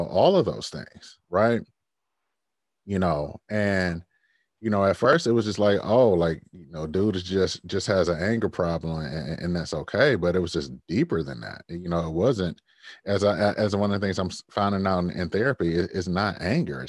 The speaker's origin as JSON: {"language": "English", "town": "Detroit", "region": "Michigan", "country": "United States", "tie": "born or raised there", "said": "I grew up in Detroit where death was just there"}